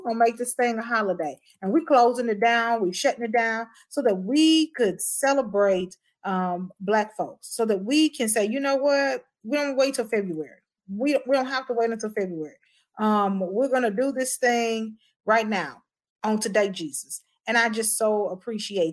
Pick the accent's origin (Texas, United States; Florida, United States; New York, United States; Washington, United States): Texas, United States; Houston; moved away; I'm from Houston